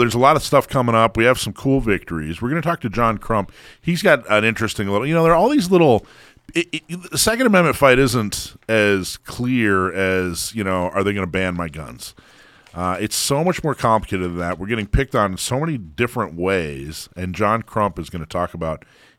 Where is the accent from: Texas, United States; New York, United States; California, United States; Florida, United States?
Florida, United States; also born or lived in Hawaii; I remember I grew up in Florida and Hawaii.